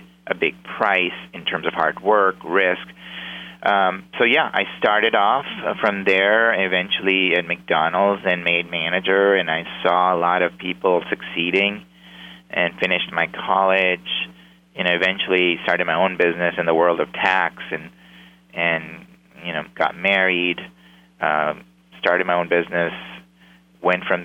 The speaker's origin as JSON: {"language": "English", "country": "Pakistan", "moved": "as an adult", "lives_now": "United States", "said": "I came from Pakistan at the age of 19, went to go to college"}